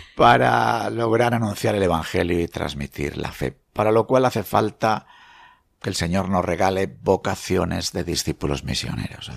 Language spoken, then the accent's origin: Spanish; Meneses de Campos, Castile and León, Spain; la Virgen de mi pueblo, que es la Virgen del Tobar